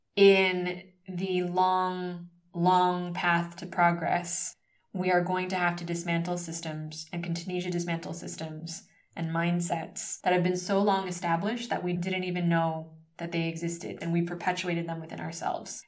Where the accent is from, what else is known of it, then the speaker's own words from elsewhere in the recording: United States; moved away as an adult; now in Spain; growing up as a first generation Filipino American in the United States daughter of immigrants